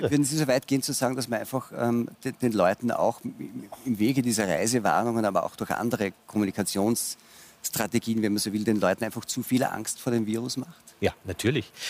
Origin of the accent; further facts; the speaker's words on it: Austria; würde ich sagen, jetzt als Österreicher, wenn Sie mir und unserer Volkswirtschaft einfach so locker 10.000 Euro entziehen